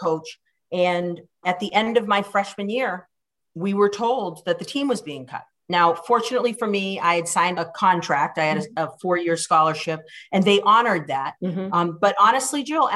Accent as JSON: {"language": "English", "town": "Cambridge", "region": "Massachusetts", "country": "United States", "tie": "born or raised there", "also_born_or_lived": "Boston", "said": "I was born in Boston, but I was raised in Cambridge"}